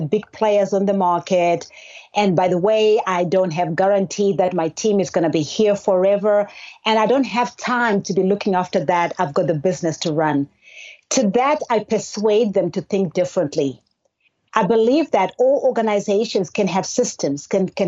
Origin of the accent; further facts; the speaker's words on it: Zimbabwe; now in Georgia, United States; I was actually born and raised in Zimbabwe, a country in the southern part of Africa